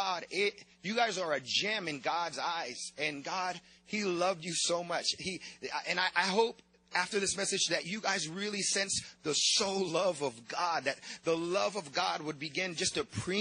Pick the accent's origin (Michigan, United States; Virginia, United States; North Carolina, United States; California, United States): California, United States; San Diego; I'm from San Diego, California